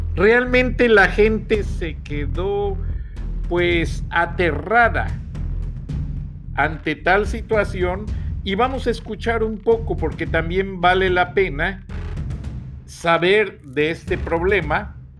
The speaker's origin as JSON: {"language": "Spanish", "country": "Mexico", "moved": "yes", "lives_now": "United States", "said": "todos somos mexicanos, orgullosamente, en los Estados Unidos"}